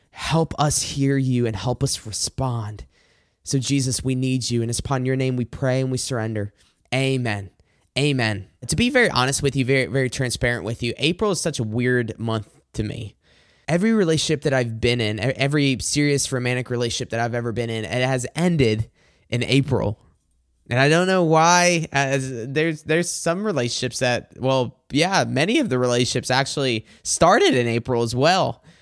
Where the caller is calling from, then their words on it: Macomb, Michigan, United States; I'm recording this from Macomb, Michigan.